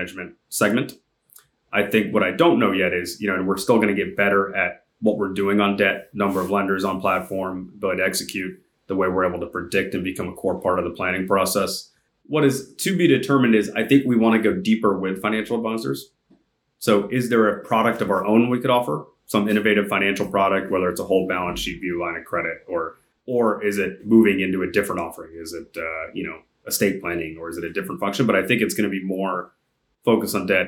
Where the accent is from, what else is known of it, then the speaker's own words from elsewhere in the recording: Jacksonville, Florida, United States; now in San Francisco, United States; I grew up in the South, in Jacksonville. Now I live in San Francisco